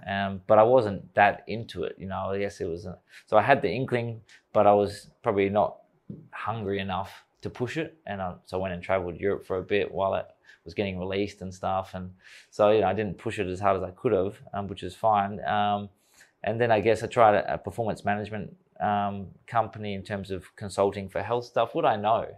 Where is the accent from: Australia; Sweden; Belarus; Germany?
Australia; young kid growing up in Australia, wanna play cricket for Australia